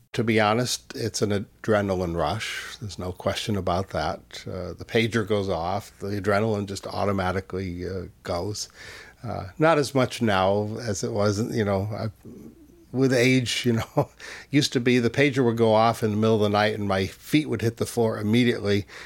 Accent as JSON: {"language": "English", "town": "Easthampton", "region": "Massachusetts", "country": "United States", "tie": "born or raised there", "said": "And in my hometown in, in Western Mass, I grew up in East Hampton."}